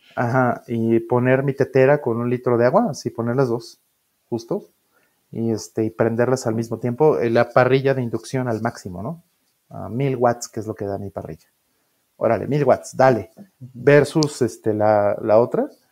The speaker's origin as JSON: {"language": "Spanish", "country": "Mexico", "said": "como los mexicanos"}